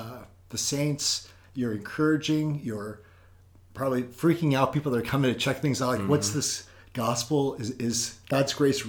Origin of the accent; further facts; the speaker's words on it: Oakland, California, United States; also born or lived in Minnesota; now in Maryland, United States; I'm out in Maryland. I'm originally from California, Oakland, California, born and raised, 9 years in Minnesota. We're out in Maryland for 7 years.